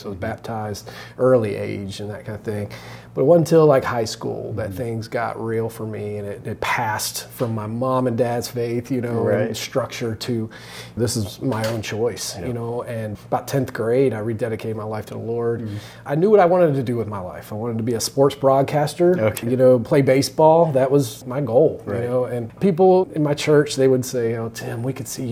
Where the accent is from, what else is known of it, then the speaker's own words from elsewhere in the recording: outside of Baltimore, Maryland, United States; moved away as an adult; also born or lived in Virginia Beach, Virginia; now in Belize; I was born and raised outside of Baltimore, Maryland